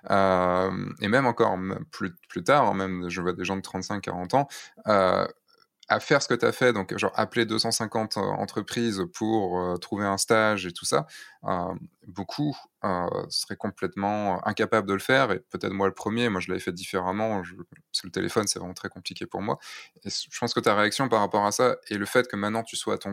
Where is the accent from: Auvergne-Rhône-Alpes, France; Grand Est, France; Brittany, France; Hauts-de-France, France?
Brittany, France; Rostrenen; also born or lived in near Lorient / Rennes; Non, je suis pas de Rennes. Moi, je viens du centre-centre Bretagne, de Rostrenin